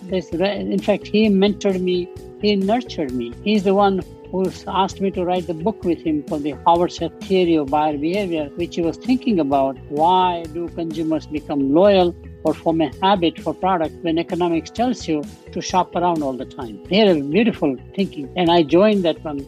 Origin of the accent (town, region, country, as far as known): Chennai, Tamil Nadu, India; born or raised there; also born or lived in Burma